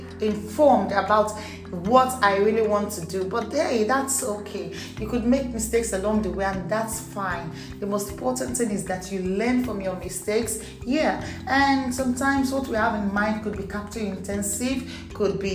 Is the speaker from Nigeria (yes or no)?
yes; Nigeria; English is a second language; I wasn't born English. I'm actually Nigerian. So please expect a little hiccups in my English